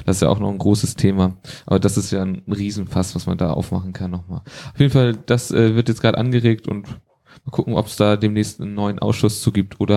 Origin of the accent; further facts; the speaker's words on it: Schleswig-Holstein, Germany; Dann habe ich noch was sowohl als Holsteiner als auch EN und zwar geht es da um die Königstraße.